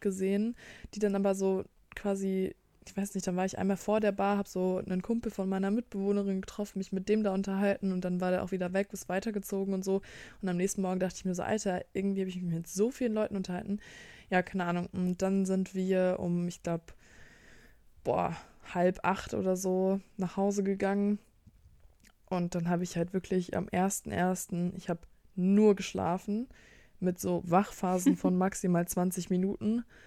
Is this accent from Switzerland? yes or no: no; Bremen, Germany; bei uns in Bremen